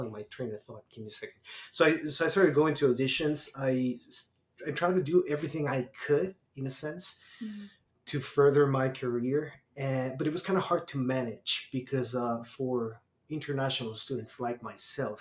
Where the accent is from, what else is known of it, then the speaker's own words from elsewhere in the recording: Mexico City, Mexico; moved away as an adult; also born or lived in San Diego, California; now in Canada; we were both from Mexico and we're both from Mexico City